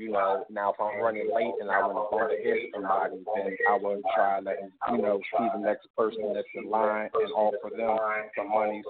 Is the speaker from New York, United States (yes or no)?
no; Norristown, Pennsylvania, United States; Actually, I'm from Philly, a town called Norristown.